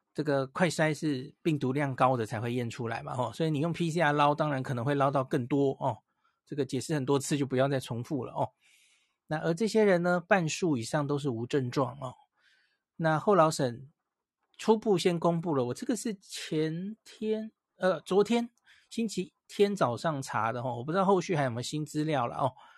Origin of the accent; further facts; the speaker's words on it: Taiwan; 我们台湾大概从欧美回来的人占比没有那么多了